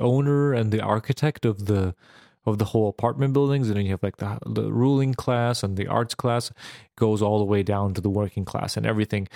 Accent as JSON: {"language": "English", "country": "Serbia", "tie": "born or raised there", "moved": "yes", "said": "I grew up in Serbia, which was Yugoslavia"}